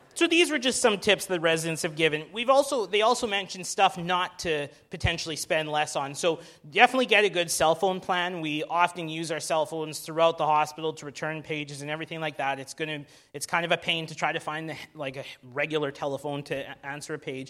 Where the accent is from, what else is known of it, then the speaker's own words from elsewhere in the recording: Alberta, Canada; now in Vancouver, Canada; I'm from Alberta